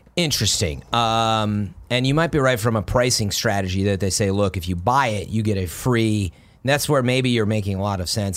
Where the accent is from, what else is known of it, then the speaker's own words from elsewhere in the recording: Chicago, Illinois, United States; moved away; I'm from Chicago.